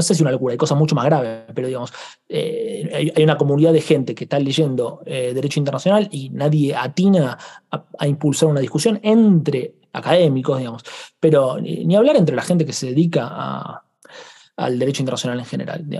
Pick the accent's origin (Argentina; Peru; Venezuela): Argentina; yo vengo de Argentina